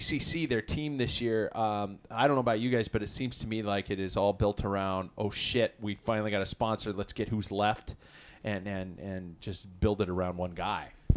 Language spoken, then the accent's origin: English; United States; as an American